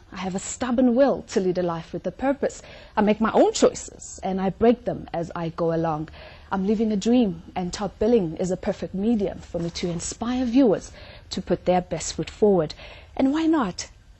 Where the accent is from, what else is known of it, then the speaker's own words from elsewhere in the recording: Johannesburg, Gauteng, South Africa; I'm 28 years old. I'm from Johannesburg, Hyde Park.